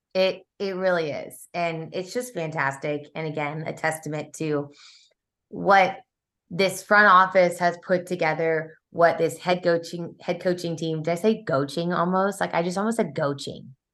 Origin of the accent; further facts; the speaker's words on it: Kansas City, Missouri, United States; I grew up in Kansas City, you guys. Like, that's where I spent my formidable years, you know, had my teenage years there.